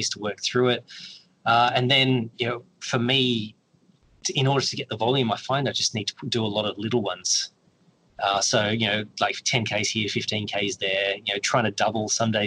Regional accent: Perth, Western Australia, Australia; moved away; I'm from Perth. And when I left Perth

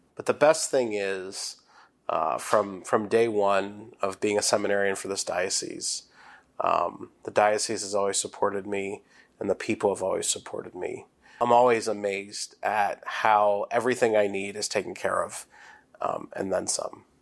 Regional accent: New Bloomfield, Pennsylvania, United States; I'm from Saint Bernard's Parish in New Bloomfield

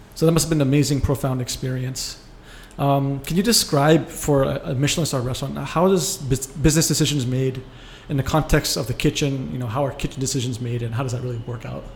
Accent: United States; I'm American

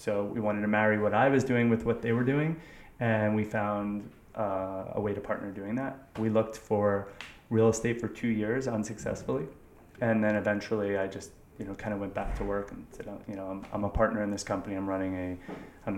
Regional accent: New York City, New York, United States; also born or lived in Westchester, New York; I grew up in Manhattan and went to high school in Westchester

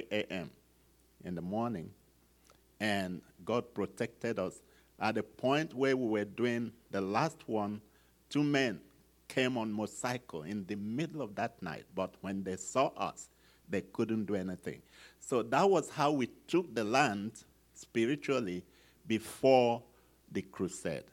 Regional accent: Nigeria; this guy that is from Nigeria

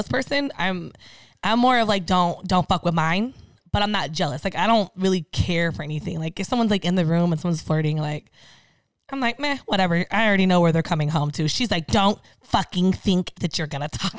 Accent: San Diego, California, United States; I'm originally from San Diego

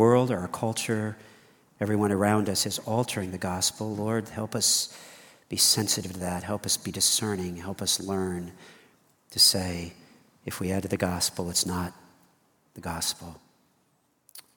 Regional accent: United States; I'm an American

